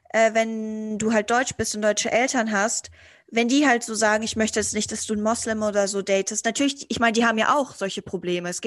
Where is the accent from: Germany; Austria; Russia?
Russia; accent: Russian; wenn ich da mit meinem russischen Akzent komme, dass die mich irgendwie auslachen oder so.